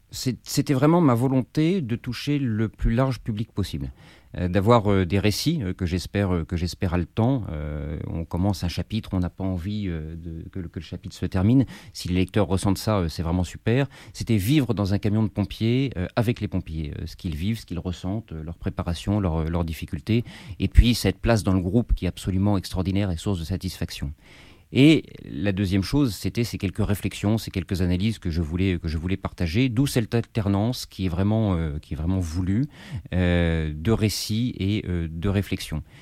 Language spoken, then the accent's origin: French; Paris, Île-de-France, France; Je suis parisien, j'ai grandi, j'ai grandi dans Paris